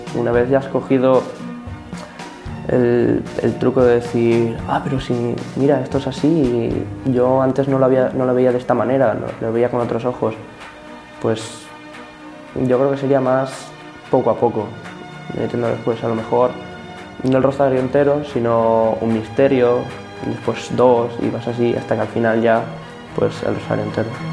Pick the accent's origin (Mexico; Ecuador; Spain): Spain; Torrent, Valencian Community; tengo 14 años, soy de Torrent